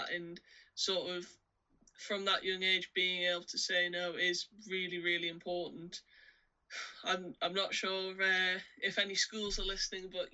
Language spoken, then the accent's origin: English; United Kingdom; kind of partially being British